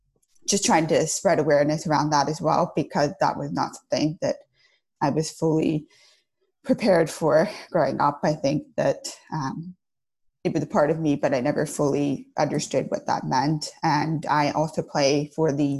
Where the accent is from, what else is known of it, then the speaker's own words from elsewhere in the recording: outside of Atlanta, Georgia, United States; moved away as an adult; now in Los Angeles, United States; I grew up outside of Atlanta, Georgia